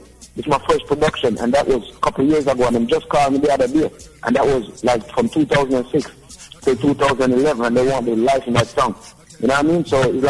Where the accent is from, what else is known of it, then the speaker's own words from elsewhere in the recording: Miami, Florida, United States; I've best ability, you know, because I grew up in Miami as well, you know.